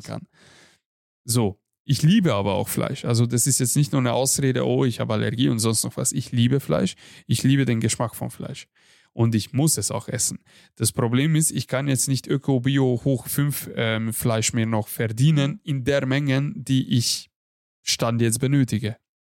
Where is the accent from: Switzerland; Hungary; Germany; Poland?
Hungary; moved away; bei uns in Ungarn